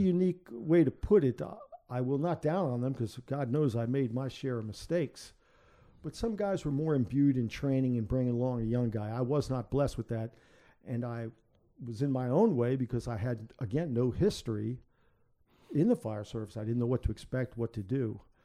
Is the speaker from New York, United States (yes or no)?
yes; New York City, New York, United States; moved away as an adult; now in Chesterfield, Virginia, United States; I'm from the South Bronx